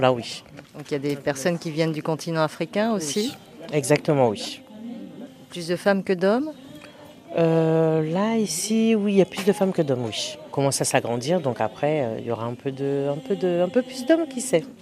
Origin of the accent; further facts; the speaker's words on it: Guadeloupe; je suis de la Guadeloupe